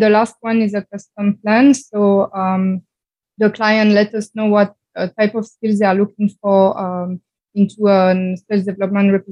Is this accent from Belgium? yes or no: yes; Belgium; I'm from Belgium